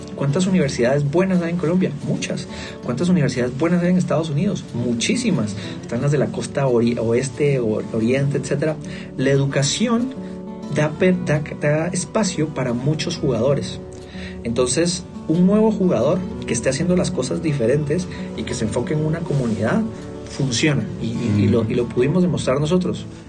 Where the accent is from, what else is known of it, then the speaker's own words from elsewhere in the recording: Guatemala; Vengo de Guatemala, creo que es un país muy individualista